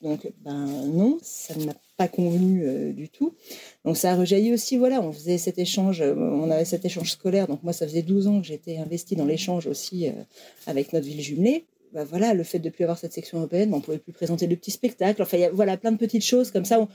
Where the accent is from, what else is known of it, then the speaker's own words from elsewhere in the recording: Académie de Lyon, Auvergne-Rhône-Alpes, France; moved away as an adult; now in Vosges, France; je viens de l'Académie de Lyon à la base